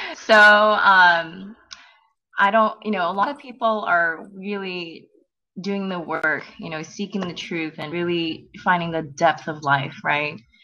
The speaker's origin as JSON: {"language": "English", "country": "South Korea", "moved": "yes", "lives_now": "United States"}